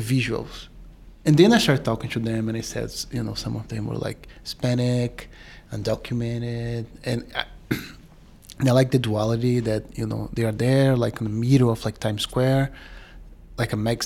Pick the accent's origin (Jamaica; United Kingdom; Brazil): Brazil; also born or lived in New York City; now in New York, United States; I'm from Brazil, uh, but I've been here for ten years.